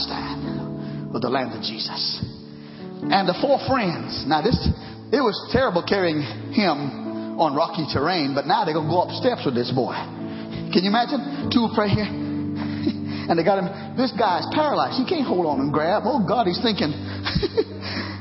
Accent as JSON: {"language": "English", "country": "Trinidad & Tobago", "moved": "yes", "lives_now": "United States", "said": "I'm American now, former Caribbean Trinidad"}